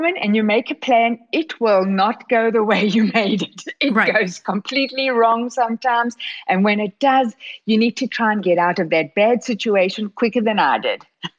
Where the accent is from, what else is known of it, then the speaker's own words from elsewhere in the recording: Regina, Saskatchewan, Canada; born there; Well, I was born in Regina, Saskatchewan. You couldn't be more Canadian than that.